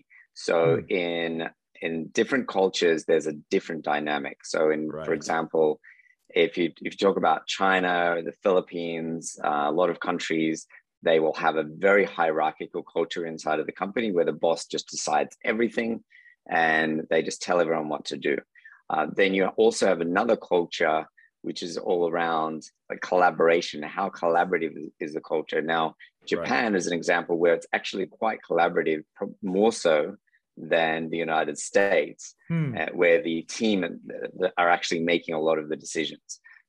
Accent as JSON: {"language": "English", "town": "Sydney", "region": "New South Wales", "country": "Australia", "tie": "born or raised there", "said": "From Australia, from Sydney, Australia."}